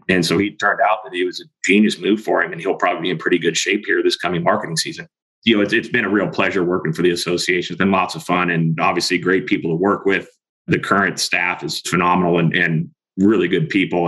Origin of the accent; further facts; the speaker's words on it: Springville, California, United States; moved away as an adult; also born or lived in Montana; I actually grew up in the Central Valley, California, north of Bakersfield, up in the foothills of Sierras, a town called Springville went to high school there